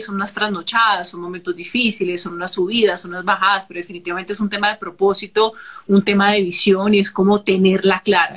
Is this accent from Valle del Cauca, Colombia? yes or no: yes; Cali, Valle del Cauca, Colombia; yo soy caleña